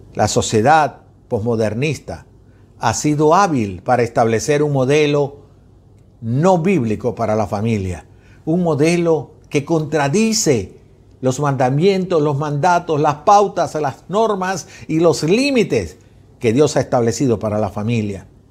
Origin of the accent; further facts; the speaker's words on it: Venezuela; yo como venezolano